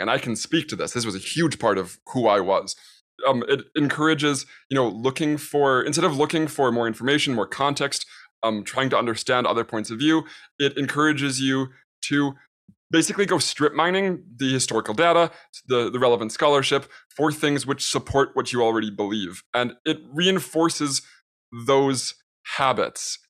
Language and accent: English; United States; I'm an American